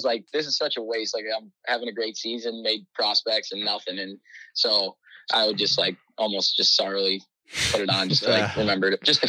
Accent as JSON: {"language": "English", "town": "Sylvania", "region": "Ohio", "country": "United States", "tie": "born or raised there", "said": "Yeah, so I grew up in Sylvania, Ohio."}